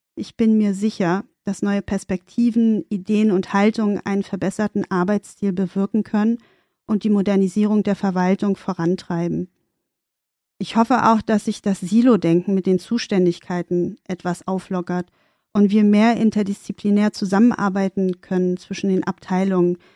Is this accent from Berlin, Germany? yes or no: yes; Berlin, Germany; In Charlottenburg sind wir dann auch geblieben und das war dann auch meine Basis, wo ich aufgewachsen bin